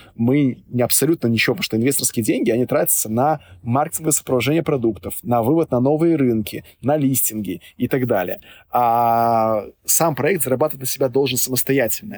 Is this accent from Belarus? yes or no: yes; Minsk, Belarus; я вот сам родом из Минска